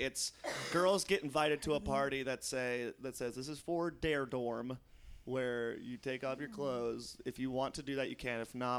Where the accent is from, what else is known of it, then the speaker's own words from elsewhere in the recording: Poughkeepsie, New York, United States; I'm from Poughkeepsie. They always have this weird town. They go, ooh, that's a small town.